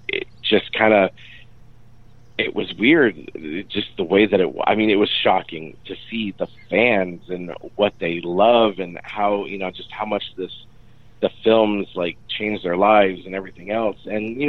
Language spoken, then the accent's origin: English; Michigan, United States; also born or lived in Phoenix; You know, I grew up in Michigan. I went to college in Phoenix, and then I moved to LA to, you know, pursue singing.